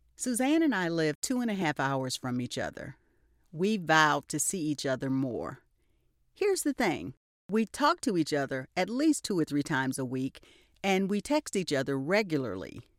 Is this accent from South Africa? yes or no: no; Albany, Georgia, United States; My hometown is Albany, Georgia